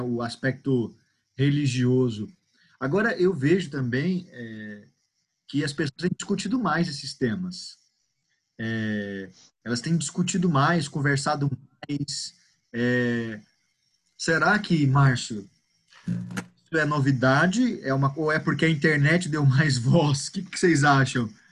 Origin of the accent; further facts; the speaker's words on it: Goiânia, Goiás, Brazil; eu sou daqui de Goiânia, sou goianiense